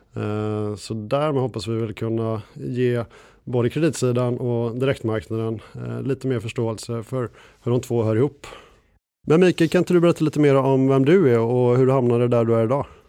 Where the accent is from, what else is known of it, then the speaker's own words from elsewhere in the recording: Gothenburg, Västra Götaland, Sweden; now in Stockholm, Sweden; jag är, eh, en god och glad göteborgare